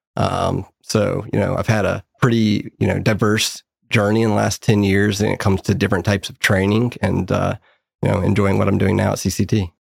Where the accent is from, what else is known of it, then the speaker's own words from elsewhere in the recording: Raleigh, North Carolina, United States; now in Charlotte, United States; born and raised in Raleigh